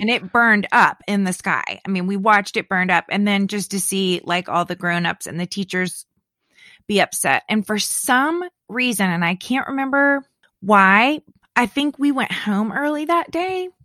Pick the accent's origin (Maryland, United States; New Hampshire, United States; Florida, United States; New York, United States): Florida, United States; Leesburg; moved away; I was born, my hometown, Leesburg, is like a little over an hour from Cape Canaveral